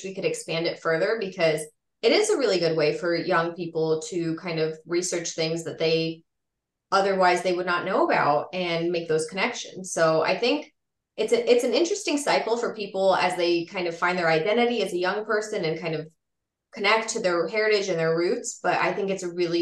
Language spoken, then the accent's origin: English; Las Vegas, Nevada, United States; also born or lived in Chicago area, Illinois; I grew up in Las Vegas, Nevada, and there really was not a very prolific Czech or Slovak community there